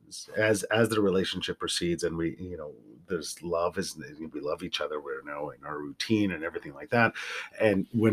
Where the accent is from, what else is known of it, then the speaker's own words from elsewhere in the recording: Central Alberta, Canada; I grew up in Central Alberta in the 80s and early 90s